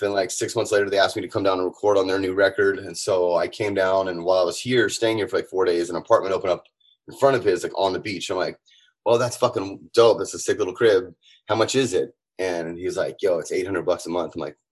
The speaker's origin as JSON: {"language": "English", "town": "San Diego", "region": "California", "country": "United States", "tie": "born or raised there", "moved": "as an adult", "lives_now": "Tijuana, Mexico", "said": "born and raised in San Diego."}